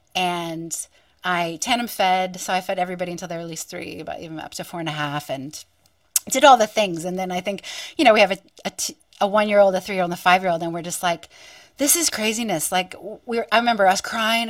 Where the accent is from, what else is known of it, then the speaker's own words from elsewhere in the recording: western Pennsylvania, United States; now in Wollongong, Australia; I grew up on Turtle Island and in western Pennsylvania